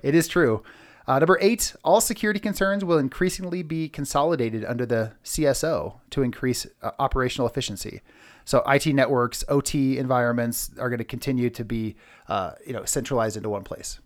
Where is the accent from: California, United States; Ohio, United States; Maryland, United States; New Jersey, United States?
California, United States; Bay Area; I'm from the Bay Area